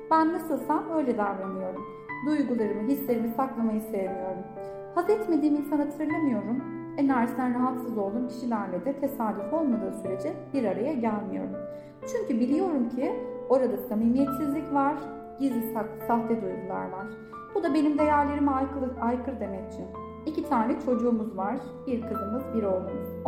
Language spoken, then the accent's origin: Turkish; Gaziantep, Turkey; profesyonel koç ve öğrenci koçuyum. Gaziantep'liyim, 33 yaşındayım, İşletme fakültesi mezunuyum.